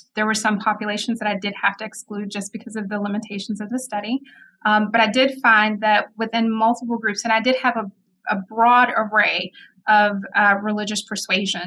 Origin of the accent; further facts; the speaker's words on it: Mississippi, United States; moved away as an adult; also born or lived in Memphis, Tennessee / Fort Carson, Colorado; now in Madison, United States; I'm originally from Mississippi, and so I grew up in Mississippi.